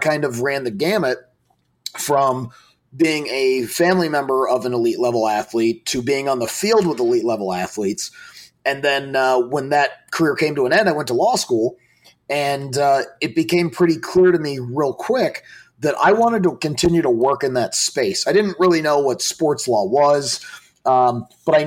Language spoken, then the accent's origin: English; Colorado Springs, Colorado, United States; I grew up in Colorado Springs